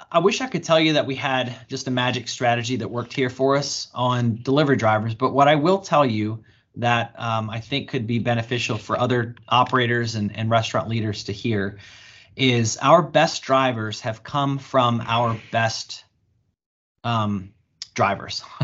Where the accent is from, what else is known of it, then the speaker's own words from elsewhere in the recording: Bowie, Maryland, United States; my hometown where I grew up here in Bowie, Maryland